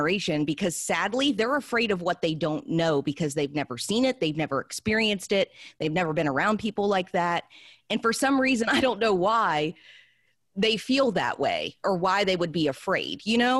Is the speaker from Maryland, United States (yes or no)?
no; West Virginia, United States; Growing up in West Virginia, thankfully, I wasn't raised like that.